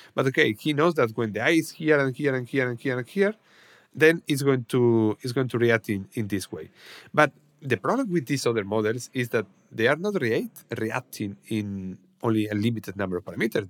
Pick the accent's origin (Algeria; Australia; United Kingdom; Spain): Spain; Salamanca, Castile and León; my hometown, Salamanca